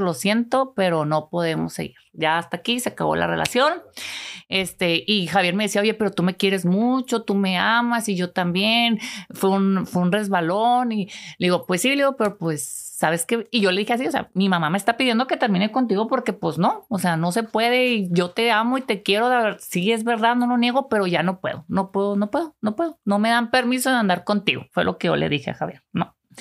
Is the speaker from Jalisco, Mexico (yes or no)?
no; Delicias, Chihuahua, Mexico; also born or lived in La Cruz; ese pueblito está como a una hora de Ciudad Delicias, de donde soy originaria